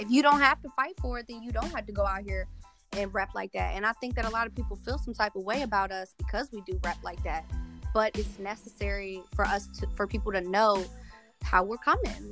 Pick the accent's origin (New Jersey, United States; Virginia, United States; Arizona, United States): Virginia, United States; Charles City; I come from the Chickahominy Indian tribe, which is right here in Charles City, Virginia.